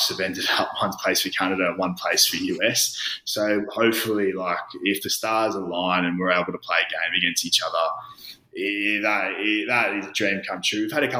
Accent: Australia; Obviously, growing up in Australia, my old man was a Wallaby.

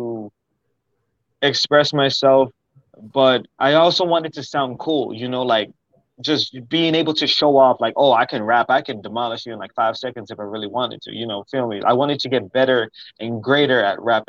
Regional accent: Maryland, United States; moved away as an adult; now in Houston, United States; I was born in Houston. I stayed there until I was five, six, and then I was in Maryland until I was 19 years old

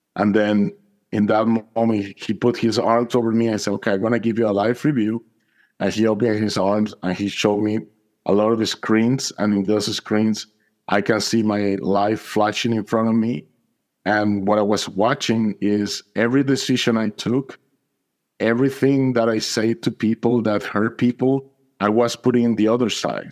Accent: Atlanta, Georgia, United States; I'm from Atlanta, Georgia

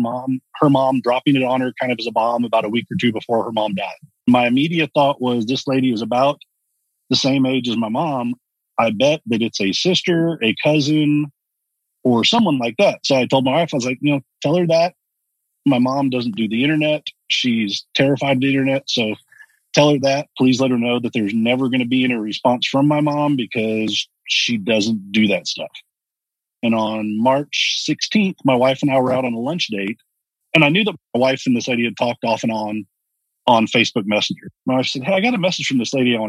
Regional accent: Texas, United States; also born or lived in Dallas; I grew up here in Texas, and I grew up with a fairly well-off family

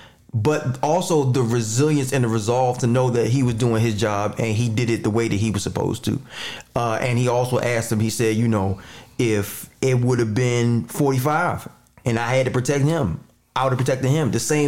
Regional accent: United States; as an American

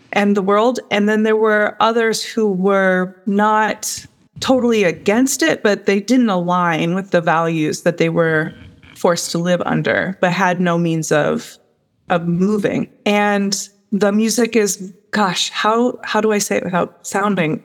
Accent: United States; as an American

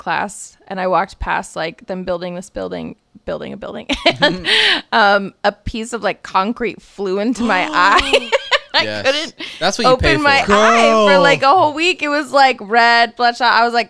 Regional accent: Sundance, Utah, United States; born or raised there; also born or lived in New Jersey

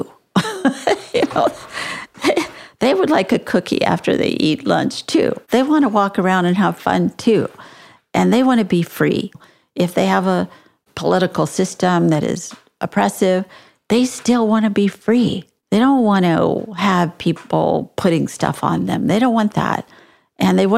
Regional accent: San Antonio, Texas, United States; I was born and raised in San Antonio

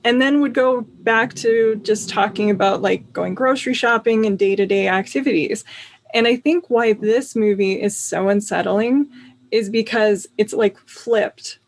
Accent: Minneapolis, Minnesota, United States; moved away; I'm from the Minneapolis area, actually, so suburbs there

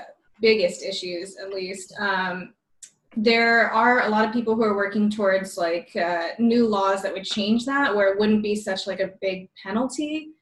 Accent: Seguin, Texas, United States; I'm from Texas as well, from a small town in Texas. Seguin, it's near San Antonio

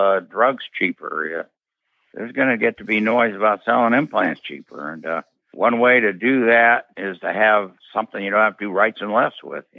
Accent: Iowa, United States; moved away; I was a kid that growing up in Iowa

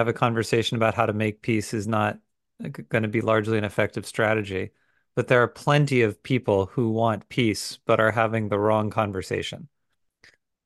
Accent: United States; me as a American Jew

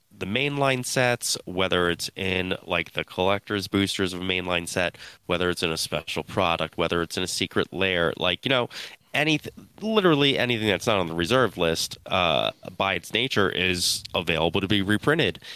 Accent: Philadelphia, Pennsylvania, United States; I'm from Philly

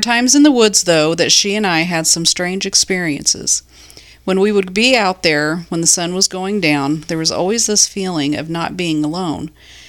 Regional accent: Illinois, United States; My good friend Emily and I grew up together in Illinois. We lived next door to one another

